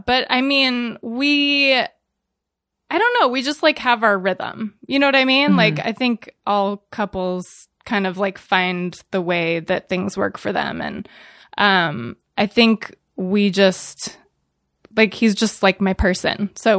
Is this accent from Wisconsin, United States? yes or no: no; California, United States; Northern California, San Francisco Bay Area.